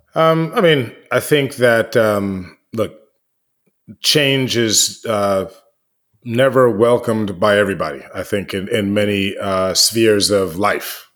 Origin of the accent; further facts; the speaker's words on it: United States; I'm American